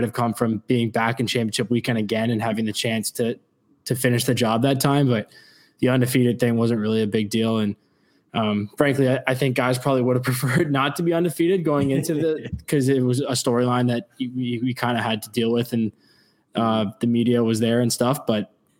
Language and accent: English; Ontario, Canada; growing up in Ontario